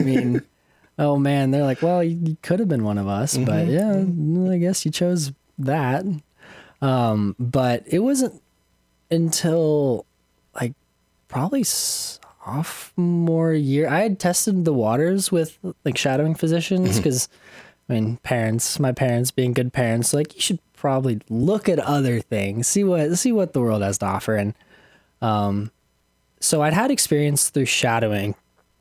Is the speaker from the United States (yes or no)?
yes; Iowa City, Iowa, United States; I am from Iowa. I grew up here in Iowa City.